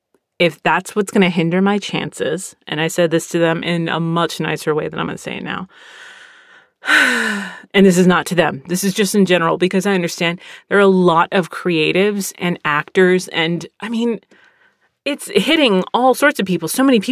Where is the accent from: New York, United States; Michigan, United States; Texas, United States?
Texas, United States; also born or lived in Philadelphia / Pennsylvania / Virginia / California; I grew up here, though. Like, I was born in Philly. I've lived in Pennsylvania, Virginia, California, and here. And once I branched out on my own, I really didn't see myself leaving Texas.